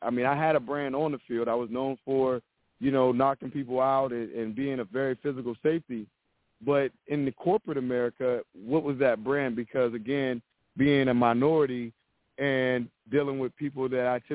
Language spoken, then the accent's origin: English; Youngstown, Ohio, United States; I'm a guy from Youngstown, Ohio